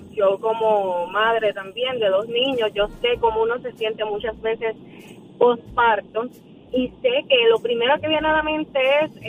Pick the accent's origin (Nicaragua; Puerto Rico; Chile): Puerto Rico; Bayamón; Yo soy de Bayamón Sur, cerquita de donde estaba diciendo.